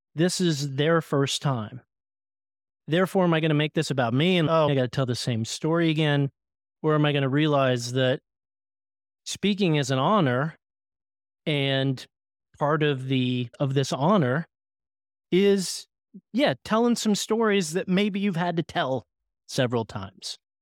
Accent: Oklahoma, United States; I grew up in Oklahoma

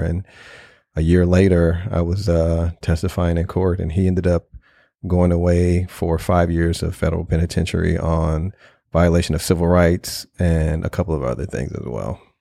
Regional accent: St. Louis, Missouri, United States; I grew up in North Saint Louis

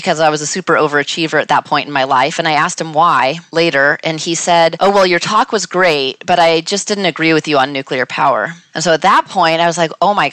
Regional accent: Northern California, United States; I grew up in Northern California, not near any nuclear facility

